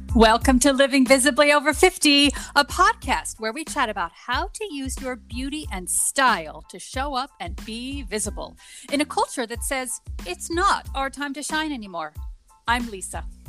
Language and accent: English; Northern California, United States; accent: northern California; as a Californian